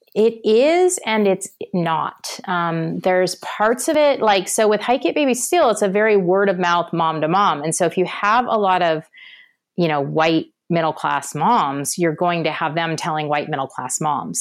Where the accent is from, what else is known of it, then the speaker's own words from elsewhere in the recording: Portland, Oregon, United States; I'm from Portland